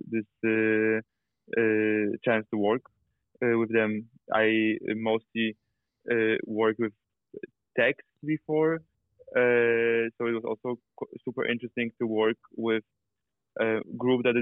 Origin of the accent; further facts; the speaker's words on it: Poland; moved away as an adult; also born or lived in Amsterdam; I grew up in Poland. I was born in Poland, grew up in Poland, uh, and then I studied directing in Amsterdam.